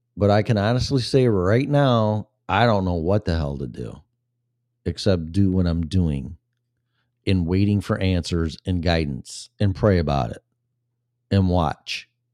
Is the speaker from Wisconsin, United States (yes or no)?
no; Illinois, United States; moved away; when I was in Illinois, my home state for Christmas with my family